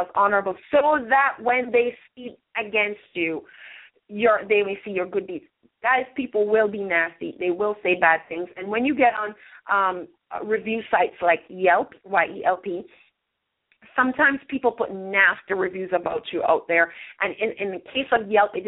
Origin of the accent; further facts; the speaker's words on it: Jamaica; now in United States; we're from Jamaica